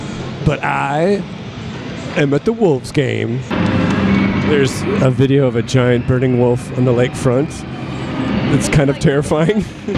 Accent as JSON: {"language": "English", "town": "Grand Rapids", "region": "Michigan", "country": "United States", "said": "I am from Grand Rapids"}